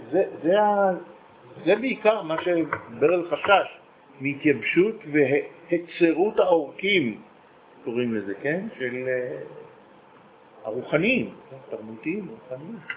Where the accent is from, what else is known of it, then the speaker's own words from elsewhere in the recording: Israel; כשאני גדלתי בקיבוץ המאוחד